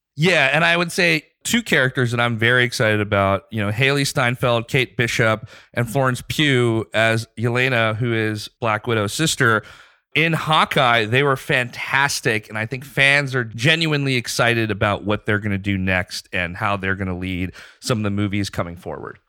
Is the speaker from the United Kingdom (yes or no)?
no; Pakistan; moved away as an adult; also born or lived in Dubai / Bangladesh; now in United States; spent most of my ten years from being a kid through senior year of high school in Pakistan